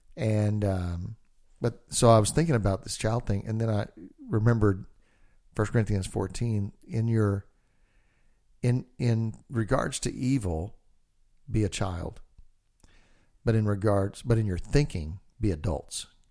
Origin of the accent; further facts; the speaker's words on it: Texas, United States; I'm a redneck from Texas